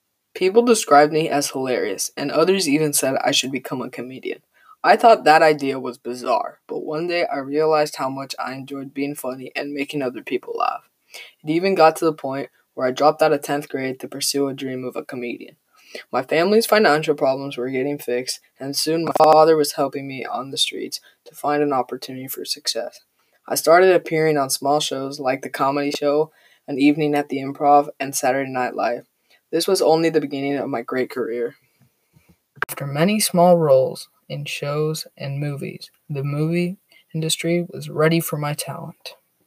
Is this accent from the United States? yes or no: no; Toronto, Ontario, Canada; born there; I was born in Toronto, Canada. My family was extremely poor.